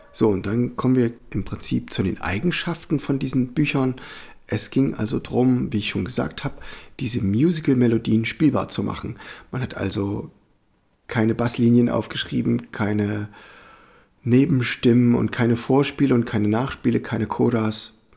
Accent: Germany; als Europäer oder als Deutscher

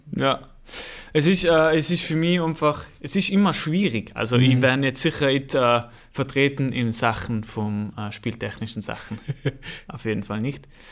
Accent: Ehenbichl, Tyrol, Austria; accent: Tyrolean; now in Vorarlberg, Austria; ich wurde geboren in einem Ort, der heißt Ehenbichel.

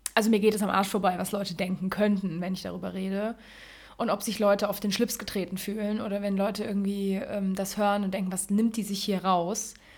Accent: Germany; ich bin in Deutschland geboren

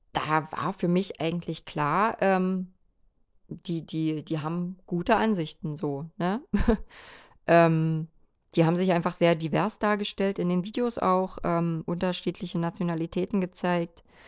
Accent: eastern Germany, Germany; bei uns im Osten

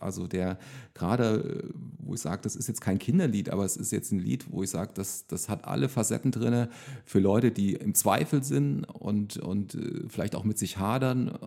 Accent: Thuringia, Germany; moved away as an adult; now in Bad Kreuznach, Germany; Also ich bin ja gebürtiger Thüringer und bin äh, praktisch bis zu meinem äh, 20. Also ich bin 2000, nee, 1900, 1994 bin ich äh, zum Zivildienst nach Bad Kreuznach gekommen

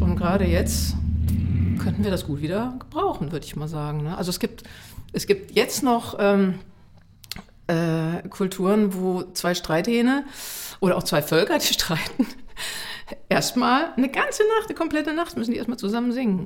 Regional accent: Munich, Bavaria, Germany; ich bin ja in München aufgewachsen

